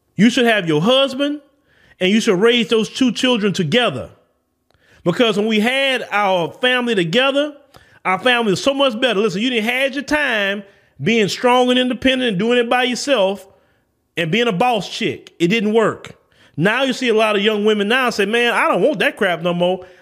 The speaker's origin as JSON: {"language": "English", "region": "the South", "country": "United States", "accent": "Southern", "said": "I'm from the South"}